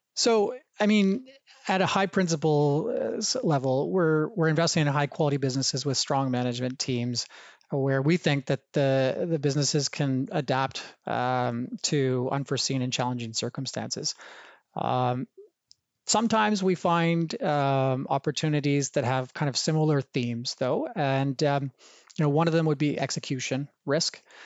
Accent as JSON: {"language": "English", "town": "Banff", "region": "Alberta", "country": "Canada", "tie": "born or raised there", "said": "growing up in the, the heart of the Rocky Mountains in a, a small town called Banff, Alberta"}